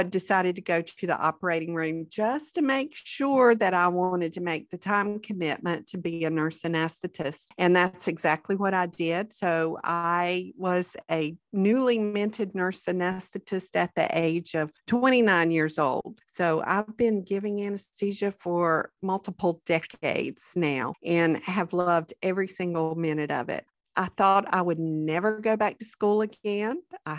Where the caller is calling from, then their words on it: Garner, North Carolina, United States; I am joining you from Garner, North Carolina, which is right outside of Raleigh, our capital.